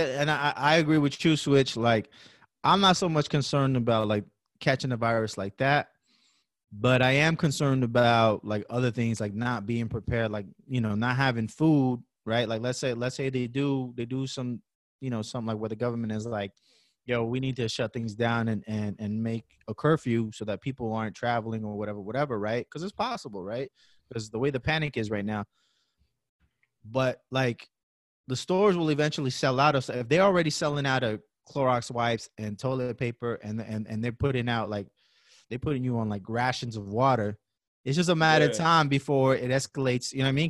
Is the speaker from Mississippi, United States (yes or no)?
no; Bronx, New York, United States; Like, I'm from the Bronx.